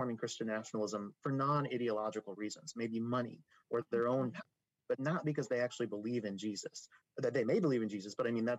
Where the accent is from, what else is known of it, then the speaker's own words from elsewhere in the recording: Idaho, United States; also born or lived in Texas; my home county, Idaho. I moved there from Texas when I was 13.